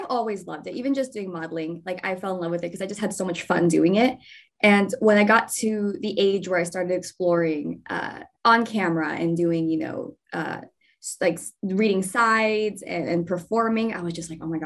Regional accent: Dallas, Texas, United States; moved away; I started with modeling back in Texas, because I'm originally from Dallas, Texas

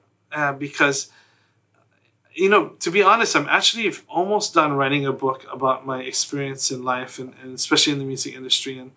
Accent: Hawaii, United States; being born and raised in Hawaii, there are a lot of Hawaiian culture embedded into everything that we

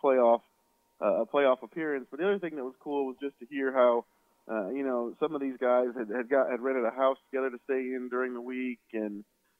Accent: Wisconsin, United States; moved away; I'm from Wisconsin, just about 2 hours east of Minneapolis

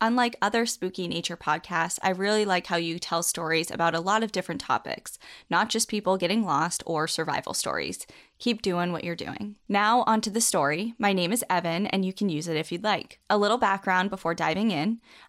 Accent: Washington, United States; similar to the old growth I grew up with in Washington.

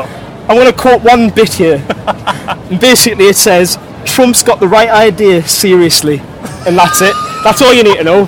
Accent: the north of England, United Kingdom; I'm a very northern person. That's how I would describe myself. I'm from up north

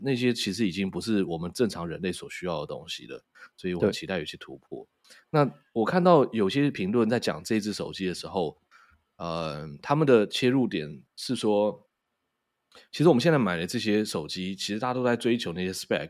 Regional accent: Taiwan; 所以以我们台湾人的收入，然后去那边没有觉得痛到爆。你看，像我在纽约，我就该到该、嗯、到不行。可是我在法国的时候，我就不会该成那个样

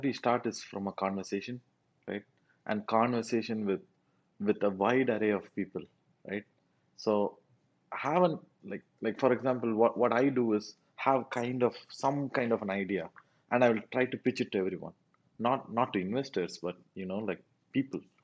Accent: South India, India; first language Tamil; English is a second language

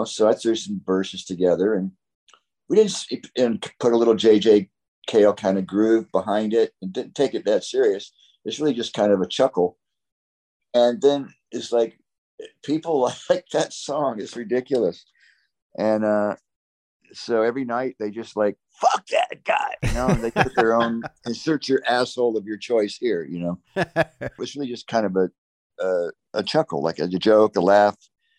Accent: Florida, United States; I grew up in Florida, you know, as Tom did.

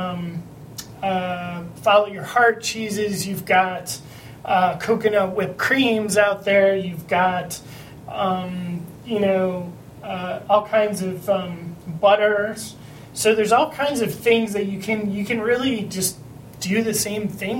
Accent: Cleveland, Ohio, United States; I'm from Cleveland

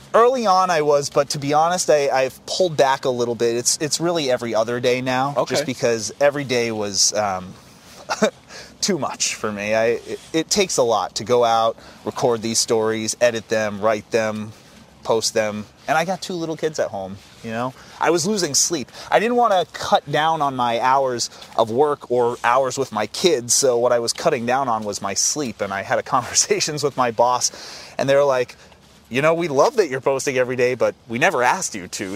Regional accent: Acton, Massachusetts, United States; Acton is my hometown

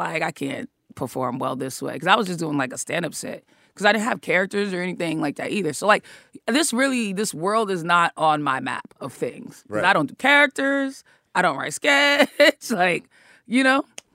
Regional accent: Boston, Massachusetts, United States; moved away as an adult; also born or lived in Atlanta; I'm from Boston

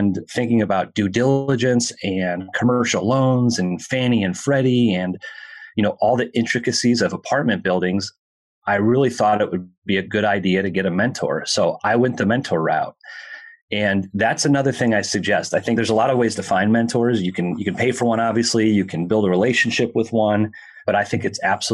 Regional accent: Minneapolis, Minnesota, United States; I'm from Minneapolis

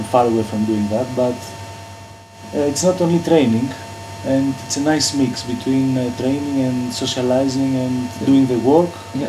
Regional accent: Greece; now in London, United Kingdom; I come from Greece. I live in London.

